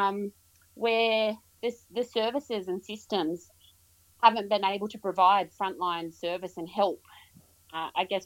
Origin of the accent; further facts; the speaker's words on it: Yass, New South Wales, Australia; moved away as an adult; also born or lived in Queensland; originally I was born and raised in Yass, so just outside of ACT